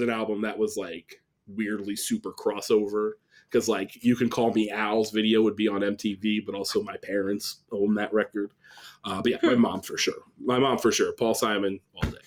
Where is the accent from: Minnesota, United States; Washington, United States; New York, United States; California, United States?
New York, United States; upstate; also born or lived in Staten Island, New York; I was born in Staten Island but moved upstate New York